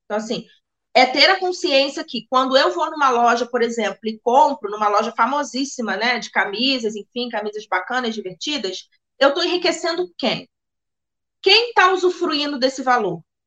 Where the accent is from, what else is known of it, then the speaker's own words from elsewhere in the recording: Brazil; como brasileiro